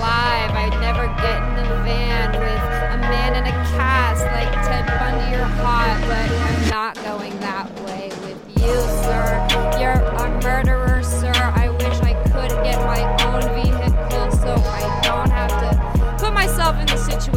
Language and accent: English; Bay Area, California, United States; I'm from the Bay Area